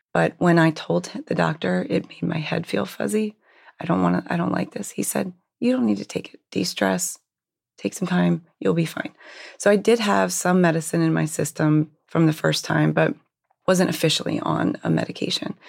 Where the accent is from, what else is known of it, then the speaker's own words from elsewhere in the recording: Hershey, Pennsylvania, United States; I actually grew up in Hershey, Pennsylvania